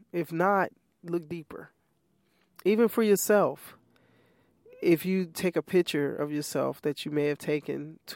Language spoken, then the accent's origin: English; Chicago, Illinois, United States; moved away; my family and my mom and sibling and other family members in Chicago.